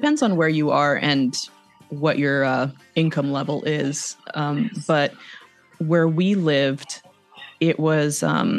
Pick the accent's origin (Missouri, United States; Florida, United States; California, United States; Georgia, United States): California, United States; Los Angeles; moved away as an adult; also born or lived in Arizona; now in St. Ives, United Kingdom; I grew up in South Central. I grew up like, you know, in the grimy, I don't want to call it grimy, but like in the grittier areas, I suppose.